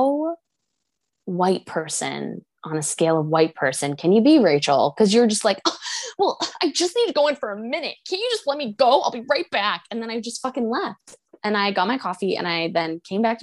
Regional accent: New England, United States; moved away as an adult; also born or lived in Boston; now in Portland, United States; I grew up in New England.

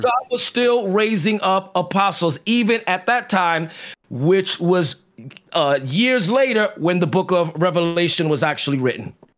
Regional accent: New York City, New York, United States; I'm from the Bronx

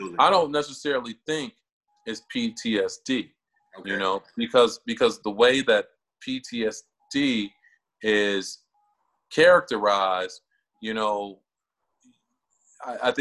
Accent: Chicago, Illinois, United States; now in Cincinnati, United States; I grew up on the south side of Chicago in a neighborhood called Jeffrey Manor

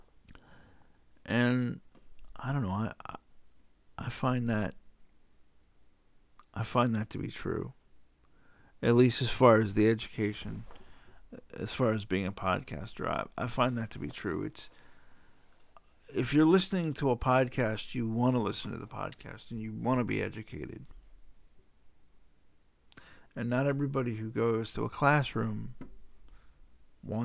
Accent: the South, United States; I'm from the South

